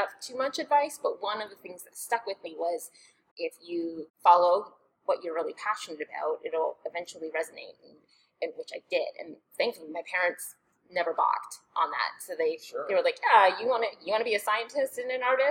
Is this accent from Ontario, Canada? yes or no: yes; Toronto, Ontario, Canada; moved away as an adult; also born or lived in Georgia, United States; now in Omaha, United States; I'm from Canada, from Toronto